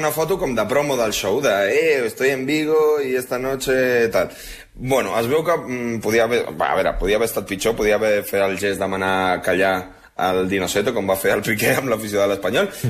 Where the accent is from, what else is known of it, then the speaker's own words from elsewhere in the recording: Uruguay; also born or lived in Blanes, Spain; A veure, jo sóc d'Uruguai i de Blanes. Jo no em puc sentir superior a ningú.